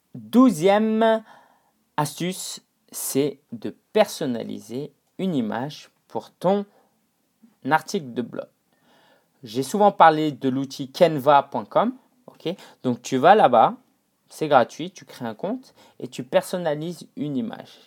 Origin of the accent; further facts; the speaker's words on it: China; moved away; en retournant en Chine, euh, donc euh, Chine continentale, hein, ça faisait allez, 4 ans que j'étais pas retourné dans ma ville natale